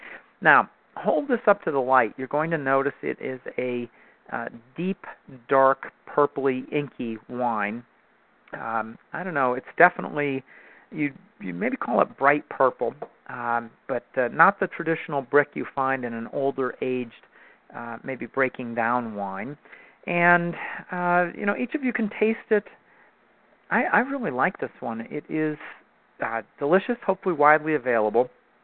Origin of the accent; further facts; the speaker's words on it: California, United States; moved away as an adult; now in Pittsburgh, United States; a Pennsylvanian by birth, I feel like I can tout this a little bit. Now, for those of you who don't know, I was born in California and educated out there. I got a master's degree at Stanford University